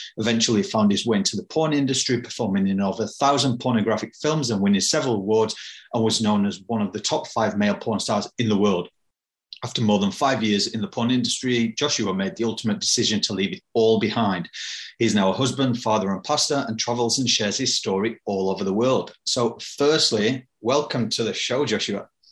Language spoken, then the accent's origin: English; United Kingdom; I'm British